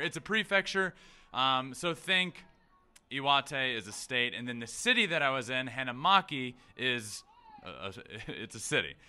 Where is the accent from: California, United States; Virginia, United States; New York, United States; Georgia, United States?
Virginia, United States; Goochland; my hometown. I'm from a very small town called Goochland, Virginia